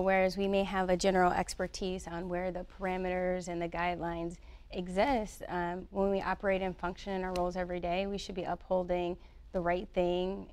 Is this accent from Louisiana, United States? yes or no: no; Detroit, Michigan, United States; So I was born and raised in Detroit, Michigan.